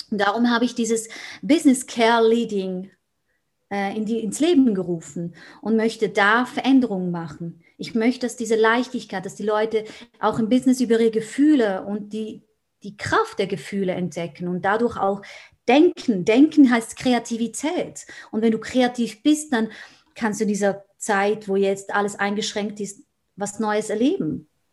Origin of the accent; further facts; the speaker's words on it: Switzerland; Ich bin aus der Schweiz